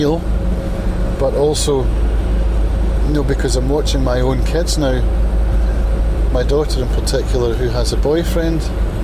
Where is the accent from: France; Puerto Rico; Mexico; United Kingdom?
United Kingdom; Prestwick, Scotland; the friendships that we formed growing up around Prestwick